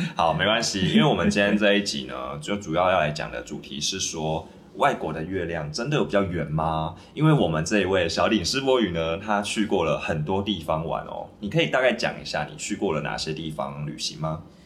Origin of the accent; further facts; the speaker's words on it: Taiwan; 可能台湾台湾我们台湾人去那边可能会觉得说